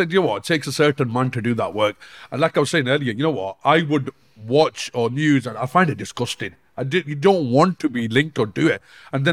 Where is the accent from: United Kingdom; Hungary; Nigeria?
United Kingdom; Bolton, North West England; also born or lived in Denmark; Growing up in the Bolton, Manchester